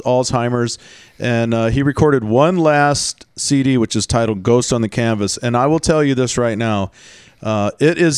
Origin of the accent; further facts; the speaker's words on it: Texas, United States; I grew up in Texas